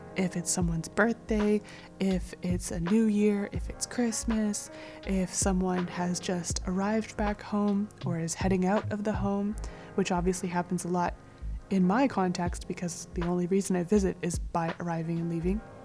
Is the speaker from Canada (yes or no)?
yes; Calgary, Alberta, Canada; moved away; Calgary, which is my hometown